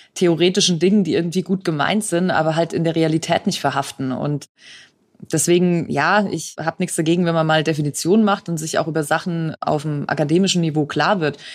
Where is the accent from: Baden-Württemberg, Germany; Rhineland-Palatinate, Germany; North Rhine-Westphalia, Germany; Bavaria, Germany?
Bavaria, Germany; Franconia; Also als Fränkin könnte ich ja sagen, wir haben noch unterfränkischen Wein